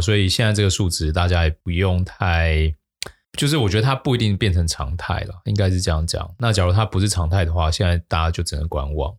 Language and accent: Chinese; Taiwan; 我们台湾人真的是很喜欢高息